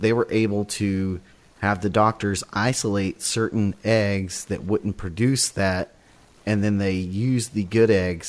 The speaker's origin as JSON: {"language": "English", "region": "West Texas", "country": "United States", "tie": "born or raised there", "said": "being a farm kid myself growing up on the farm, I remember when Roundup Ready cotton was a big deal because I grew up in West Texas, which is, that area there is cotton farms."}